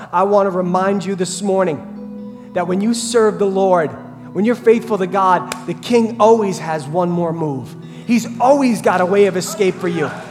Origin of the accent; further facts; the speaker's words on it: Brentwood, New York, United States; when I was a kid growing up in Brentwood